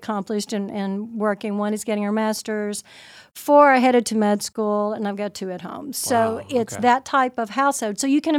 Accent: Seoul, South Korea; I'm originally from Seoul, Korea. My dad was a colonel in the Air Force, and my mother was Korean. I was born over there, so I'm a bit of an Air Force brat.

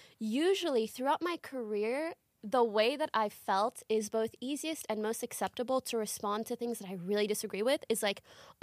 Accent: Canada; moved away as an adult; also born or lived in Morocco; now in Los Angeles, United States; For some context, I'm an immigrant. I was born in Morocco, which is in North Africa. Then we moved to Canada. And then when I was 20, I moved to LA.

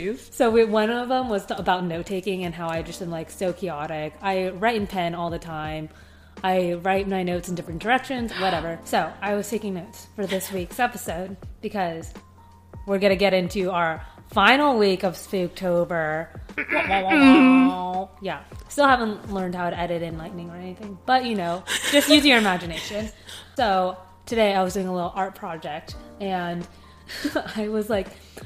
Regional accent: San Diego, California, United States; moved away; when I was growing up in San Diego

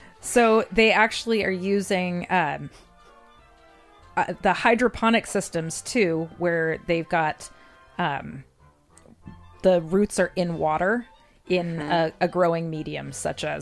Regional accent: United States; as an American

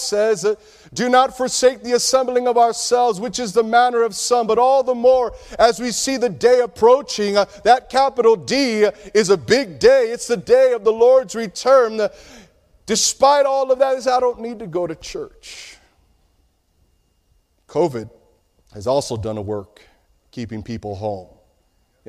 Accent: Chicago, Illinois, United States; I grew up in Chicago

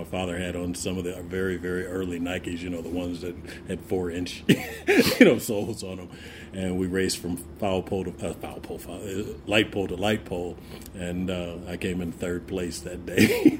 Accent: Oakland, California, United States; also born or lived in Berkeley / San Jose; I was born in Berkeley. Most of my family was in Oakland, but my mother and father kind of broke away to San Jose, you know, in some of the later years. So I grew up actually an A's fan.

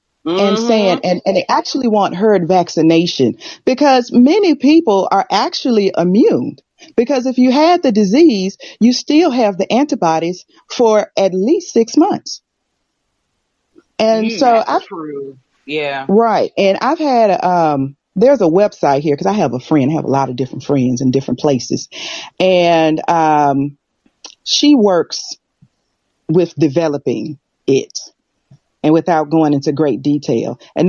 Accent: United States; accent: American; now in United Kingdom; I'm American, but I live in the UK.

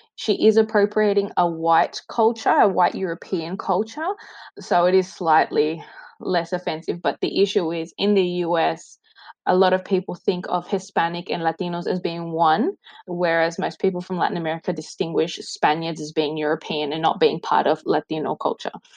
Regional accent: Australia; I was born in Australia, but both my parents are Chilean migrants

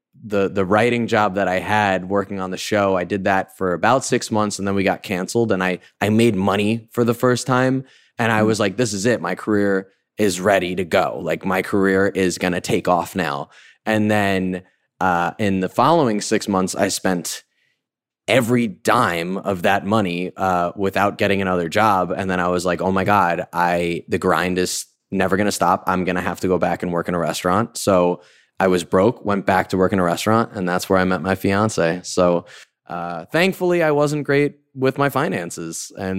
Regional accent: White Plains, New York, United States; I'm from White Plains

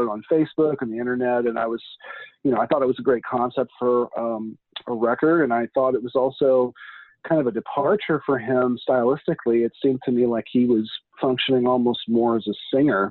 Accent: Liberty, Missouri, United States; moved away as an adult; also born or lived in Bloomington, Indiana; now in New York, United States; I'm originally from the Kansas City, Missouri area. I grew up in a town called Liberty, which is a suburb

